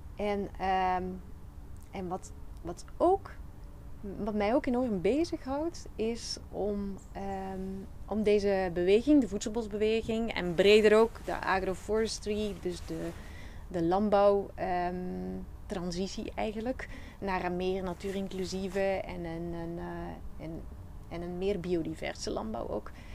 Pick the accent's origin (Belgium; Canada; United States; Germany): Belgium; Flanders; accent: Flemish; moved away as an adult; now in Netherlands; heb ik een Vlaamse tongval. ik kom oorspronkelijk uit Vlaanderen, België.